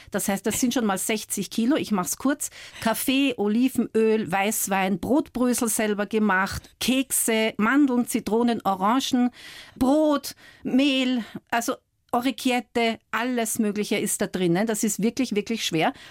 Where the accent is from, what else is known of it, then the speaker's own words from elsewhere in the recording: Vienna, Austria; also born or lived in Scotland; Geprägt haben mich meine Heimat Wien, meine Zeit in Schottland und meine Liebe zu Büchern.